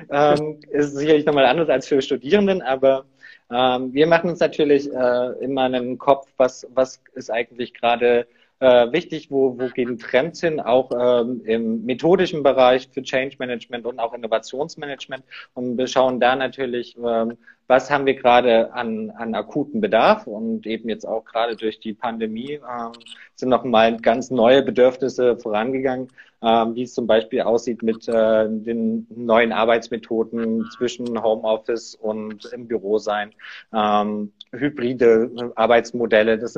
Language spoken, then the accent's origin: German; Saxony, Germany; Nee, ursprünglich komme ich aus der Nähe von Leipzig.